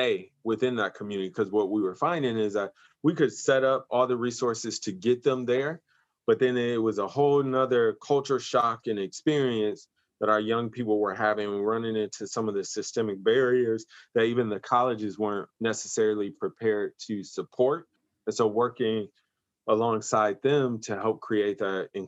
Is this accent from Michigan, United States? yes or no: yes; Grand Rapids, Michigan, United States; also born or lived in Detroit, United States / Kansas City, United States; my hometown in Grand Rapids, Michigan